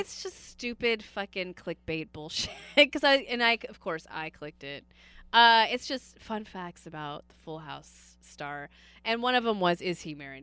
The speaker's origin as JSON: {"language": "English", "area": "Bay Area", "region": "California", "country": "United States", "tie": "born or raised there", "said": "I was born and raised in the Bay Area."}